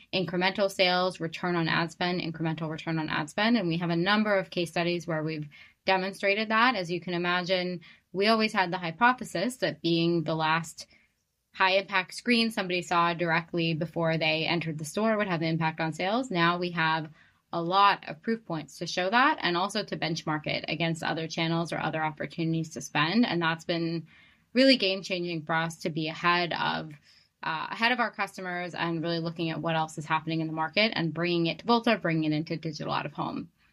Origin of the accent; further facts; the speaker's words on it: Boston, Massachusetts, United States; moved away; I'm from Boston originally